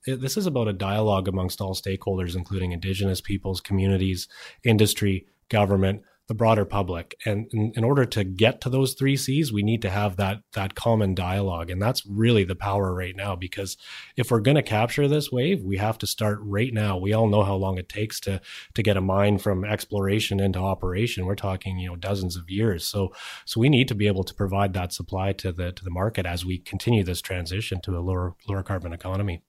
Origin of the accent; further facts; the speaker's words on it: British Columbia, Canada; we have a responsibility as British Columbians